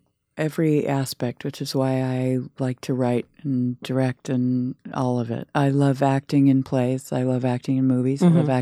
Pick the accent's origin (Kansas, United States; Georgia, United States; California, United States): California, United States; Palo Alto; No, I'm from California, Palo Alto.